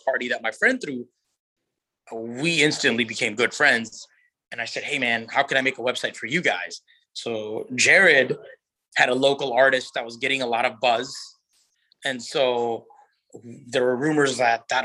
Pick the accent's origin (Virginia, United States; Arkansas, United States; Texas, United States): Virginia, United States; Virginia Beach; my hometown in Virginia Beach, where I'm from